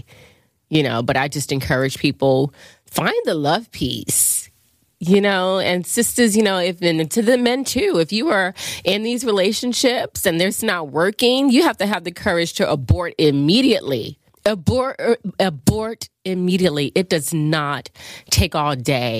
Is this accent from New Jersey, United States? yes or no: no; Chester, Pennsylvania, United States; I grew up outside of Philly, which was Chester